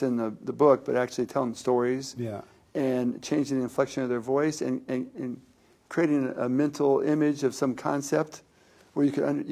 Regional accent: South Florida, United States; I grew up in South Florida

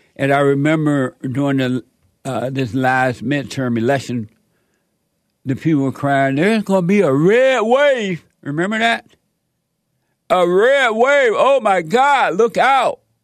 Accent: Alabama, United States; moved away; Born and raised in Sweet Home, Alabama. On a plantation

